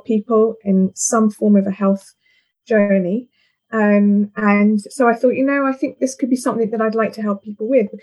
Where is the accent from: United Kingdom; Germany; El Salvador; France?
United Kingdom; London; moved away as an adult; now in St Albans, United Kingdom; I've been here 14 years, so I am actually I'm a Londoner at heart